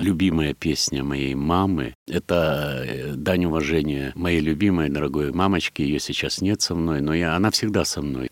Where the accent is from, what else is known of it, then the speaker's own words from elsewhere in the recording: Kamianske, Dnipropetrovsk Oblast, Ukraine; moved away; я родился в Днепродзержинске